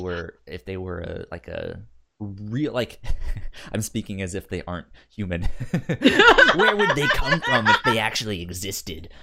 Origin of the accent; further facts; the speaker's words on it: Northern Virginia, United States; growing up in Northern Virginia